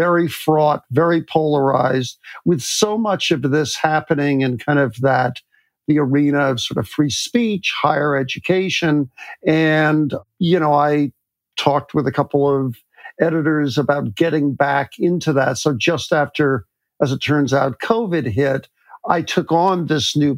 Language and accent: English; New York, United States; I grew up in New York, went to public school, as did my sons